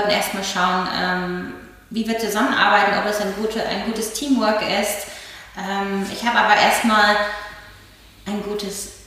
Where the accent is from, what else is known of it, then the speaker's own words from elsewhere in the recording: Berlin, Germany; Ich fühle mich auch stolz auf Berlin. Ich bin Berlinerin